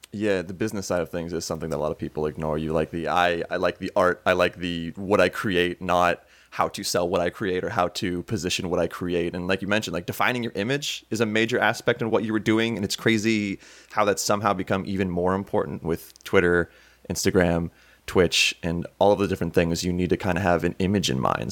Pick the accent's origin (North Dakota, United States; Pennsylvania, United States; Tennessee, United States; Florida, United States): Pennsylvania, United States; Townville; I grew up in, like, the Erie area in Pennsylvania